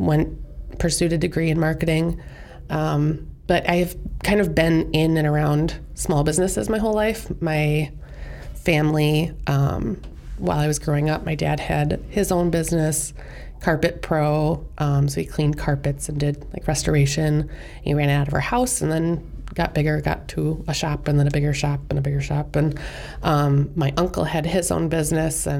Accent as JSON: {"language": "English", "town": "Plover", "region": "Wisconsin", "country": "United States", "tie": "born or raised there", "also_born_or_lived": "Iowa", "said": "I was born in Iowa, but my mom's from central Wisconsin, so I grew up living in Plover, Wisconsin. Went to Spash, Stevens Point High School"}